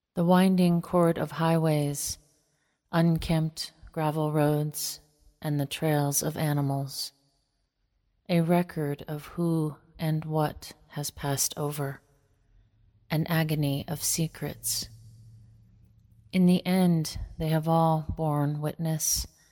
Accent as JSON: {"language": "English", "region": "northeastern Montana", "country": "United States", "tie": "born or raised there", "said": "I am most rooted in my home community on the Maniche-Chauchet in northeastern Montana, on the Canadian and North Dakota border."}